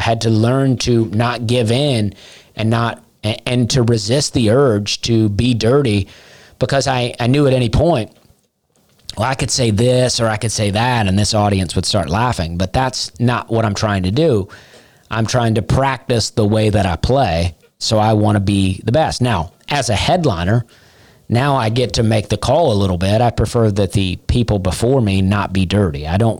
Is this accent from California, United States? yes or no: no; Alabama, United States; now in Nashville, United States; I moved to Nashville to become a comic. I came from Alabama. I came from Charleston, but from Alabama to Nashville to become a comedian.